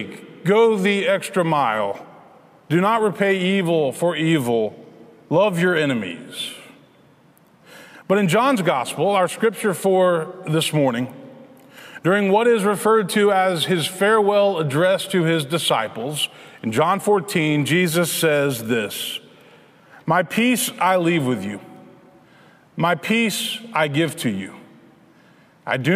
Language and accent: English; Memphis, Tennessee, United States; Memphis, which is my hometown